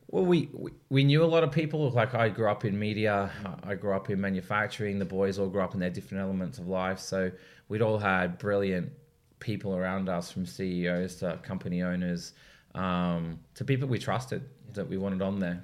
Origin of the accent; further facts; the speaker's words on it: Sydney, New South Wales, Australia; I grew up obviously in Sydney